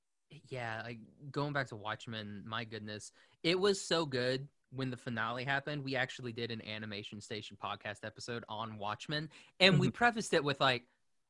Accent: Oklahoma, United States; growing up in Oklahoma

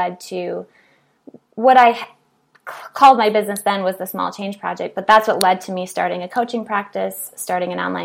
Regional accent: Minnesota, United States; So I grew up in Minnesota. I'm from a really, really small town that's very homogenous.

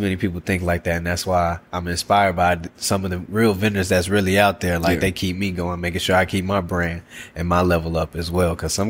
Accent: Chicago, Illinois, United States; moved away; I'm from Chicago

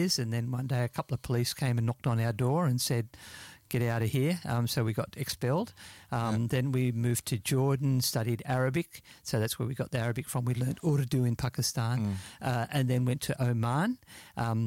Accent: Sydney, New South Wales, Australia; moved away as an adult; also born or lived in Yemen; I grew up in Sydney, in Bankstown, in a good working class Catholic family

